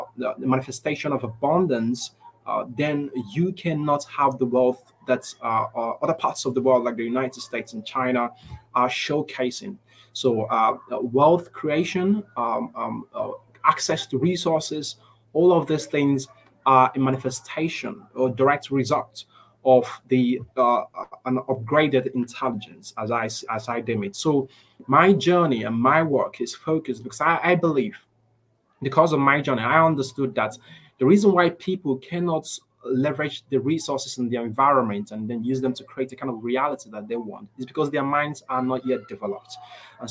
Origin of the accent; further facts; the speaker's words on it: Nigeria; I grew up here in Nigeria, and growing up here in Nigeria